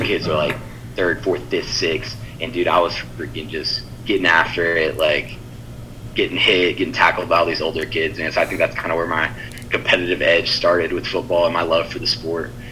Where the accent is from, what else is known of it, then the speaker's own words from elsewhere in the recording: Houston, Texas, United States; also born or lived in Alexandria, Louisiana / Louisiana; my dad got offered a job in Houston when I was almost nine years old. So then moved to Houston, um, and I was there the rest of the time.